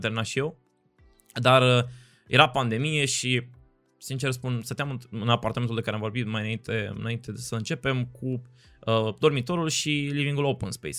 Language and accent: Romanian; Cluj-Napoca, Cluj County, Romania; moved away as an adult; now in Bucharest, Romania; am copilărit acolo, am crescut, am ajuns la București